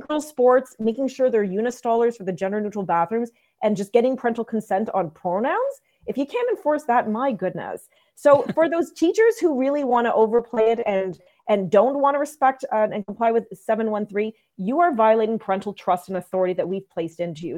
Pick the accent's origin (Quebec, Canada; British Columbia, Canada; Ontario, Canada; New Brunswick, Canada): New Brunswick, Canada; Saint John; moved away; I was born in New Brunswick